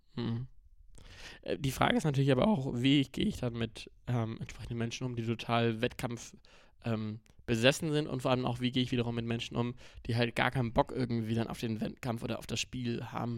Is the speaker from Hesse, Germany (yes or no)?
no; North Rhine-Westphalia, Germany; bei uns in NRW, Phantasialand, Moviepark